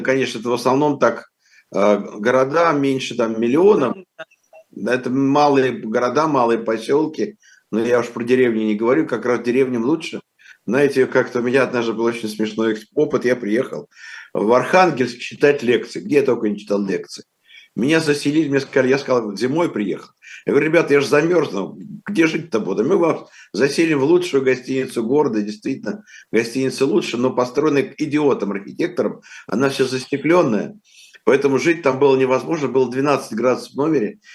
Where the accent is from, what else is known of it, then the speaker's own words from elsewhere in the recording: Moscow, Russia; я вырос в 50-х годах в Москве